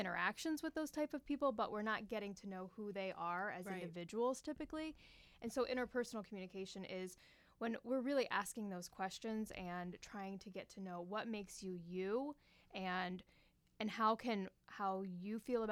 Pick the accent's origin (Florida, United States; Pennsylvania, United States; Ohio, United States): Pennsylvania, United States; Pittsburgh; moved away as an adult; also born or lived in West Virginia; now in Iowa, United States; I am originally from Pittsburgh, Pennsylvania.